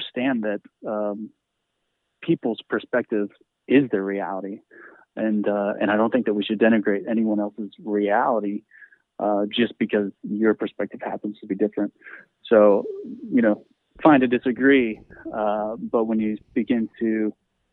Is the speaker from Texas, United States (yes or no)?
yes; Arlington, Texas, United States; I grew up Christian conservative in Arlington, Texas